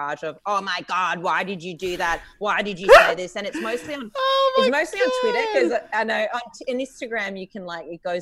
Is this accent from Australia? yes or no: yes; Adelaide, South Australia, Australia; I'm from Adelaide